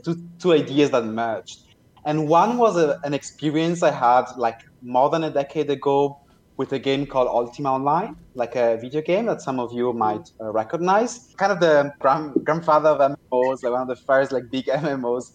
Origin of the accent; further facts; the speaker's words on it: Italy; now in Berlin, Germany; I was growing up in Italy, visiting family in Germany